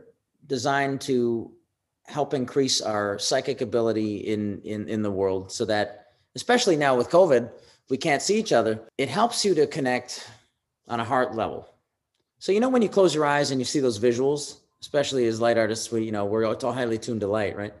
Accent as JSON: {"language": "English", "town": "Windsor", "region": "Ontario", "country": "Canada", "tie": "born or raised there", "moved": "yes", "said": "it's the Motown of Canada, you know, right next to Detroit"}